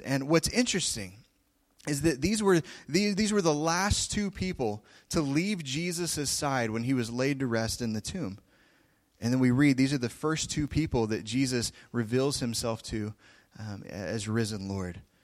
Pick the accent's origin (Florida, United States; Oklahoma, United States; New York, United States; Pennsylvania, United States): Oklahoma, United States; I come from Oklahoma